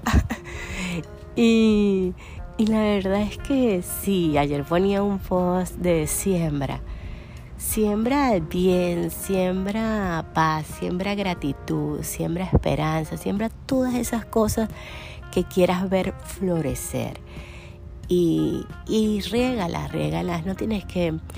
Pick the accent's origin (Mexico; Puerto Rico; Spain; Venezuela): Venezuela; moved away as an adult; now in United States; Venezuela, que, que es mi país natal.